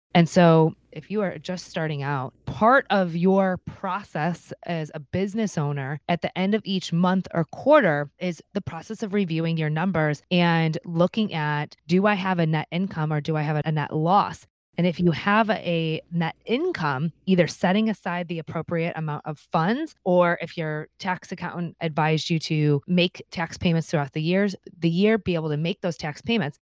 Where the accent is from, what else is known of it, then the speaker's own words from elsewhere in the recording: Cleveland, Ohio, United States; I'm from Cleveland, Ohio